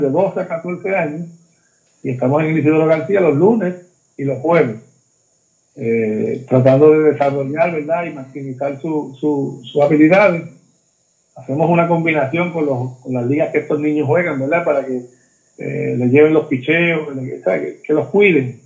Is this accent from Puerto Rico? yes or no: yes; Mayagüez, Puerto Rico; yo me crié, obviamente, soy nacido en Mayagüez